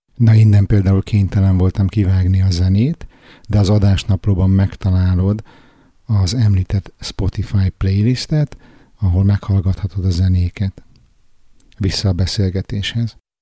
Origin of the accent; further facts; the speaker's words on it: Hungary; moved away as an adult; now in Stockholm, Sweden; mi magyar gyerekek